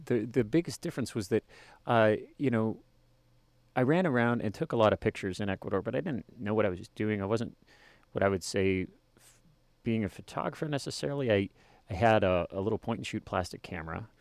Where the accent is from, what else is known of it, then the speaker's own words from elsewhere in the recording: Worland, Wyoming, United States; also born or lived in Colorado; kindergarten through high school in Warland, Wyoming.